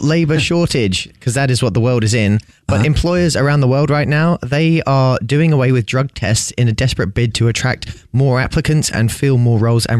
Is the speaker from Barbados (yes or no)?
no; England, United Kingdom; now in United States